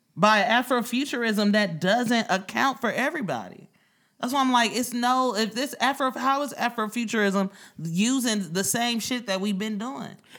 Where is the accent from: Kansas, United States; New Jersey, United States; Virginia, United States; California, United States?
California, United States; Oakland; now in New York, United States; I'm from Oakland